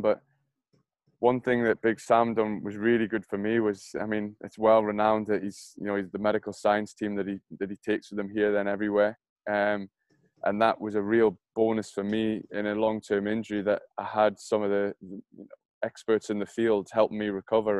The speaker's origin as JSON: {"language": "English", "town": "Newcastle upon Tyne", "region": "North East England", "country": "United Kingdom", "said": "being a Geordie"}